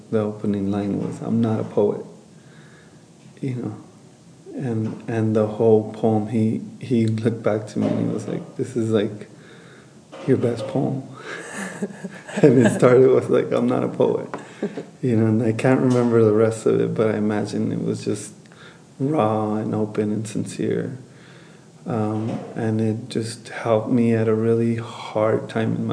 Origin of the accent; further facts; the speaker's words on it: Los Angeles, California, United States; moved away as an adult; now in New Mexico, United States; I was born and raised in East Los Angeles. Migrated to Nuevo Mexico, Rivera, about 8-9 years ago